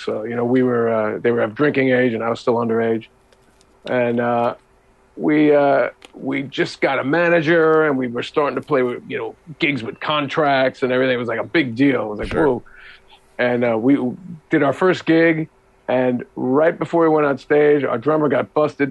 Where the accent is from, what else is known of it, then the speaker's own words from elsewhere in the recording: New Jersey, United States; also born or lived in Utica, New York / Buffalo, New York; now in New York City, United States; Buffalo in the city and then in a suburb outside until I was about nine. Then I moved to New Jersey, about 50 minutes outside of New York City. Okay. And that's pretty much where I had my growing up.